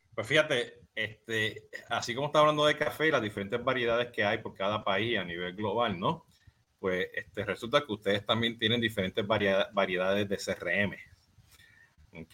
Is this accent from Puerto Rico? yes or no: yes; Puerto Rico; yo soy boricua